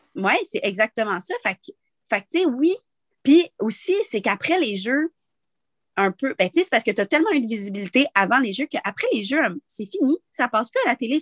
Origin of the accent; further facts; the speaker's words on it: Montreal, Quebec, Canada; also born or lived in Val-Saint-Côme; moi, je viens de Montréal